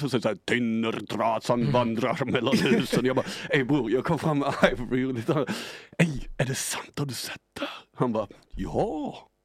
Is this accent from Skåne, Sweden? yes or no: no; Arvika, Värmland, Sweden; Men jag är inte från Stockholm eh, alltså.